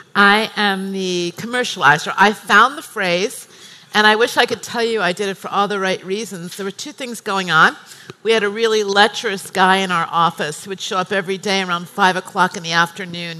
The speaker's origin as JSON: {"language": "English", "country": "United States", "moved": "as an adult", "said": "I'm American"}